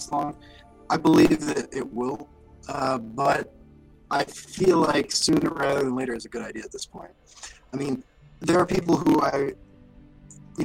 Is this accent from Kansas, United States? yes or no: yes; Kansas, United States; growing up in Kansas